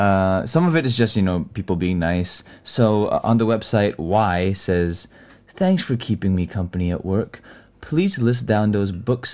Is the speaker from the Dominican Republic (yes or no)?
no; Singapore; I've been living in Singapore all my life, so I do have, like, random slips, so you'll hear those things every once in a while.